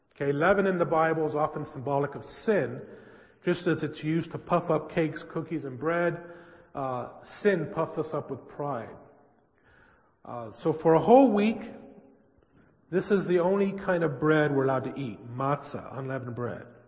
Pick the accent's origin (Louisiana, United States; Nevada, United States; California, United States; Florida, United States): California, United States; San Francisco; I grew up in San Francisco in a Jewish family